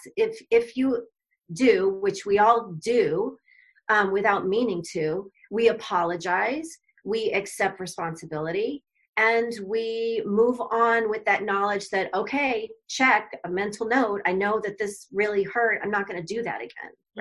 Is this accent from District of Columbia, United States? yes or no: no; Arizona, United States; moved away as an adult; moved back to my home state of Arizona